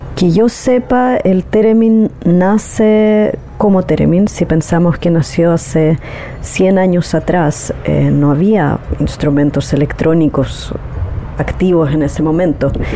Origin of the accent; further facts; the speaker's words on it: Chile; Soy exploradora sonora y terminista de Chile